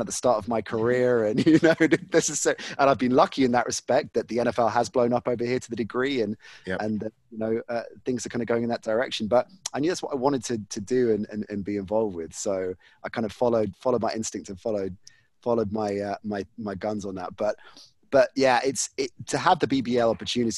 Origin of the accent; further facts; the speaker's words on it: United Kingdom; for me as a kid growing up in Britain